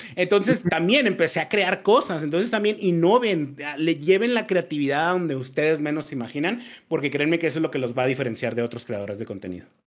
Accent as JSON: {"language": "Spanish", "country": "Mexico", "moved": "as an adult", "lives_now": "Colombia", "said": "Yo no, yo no soy colombiano, yo soy mexicano, pero vivo en Colombia"}